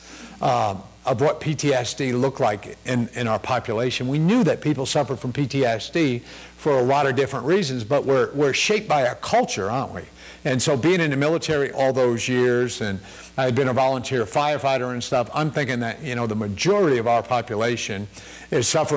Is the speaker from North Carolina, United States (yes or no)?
no; Connecticut, United States; I was born and raised in Connecticut and did some summers in New York working for my uncle at an Italian restaurant